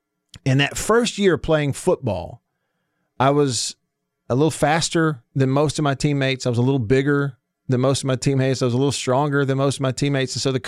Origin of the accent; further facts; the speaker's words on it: Russellville, Alabama, United States; also born or lived in Prattville; And we did move in the middle of my eighth grade year from the town I grew up in Russellville. We moved to Prattville. So I went to all 4 years of high school there.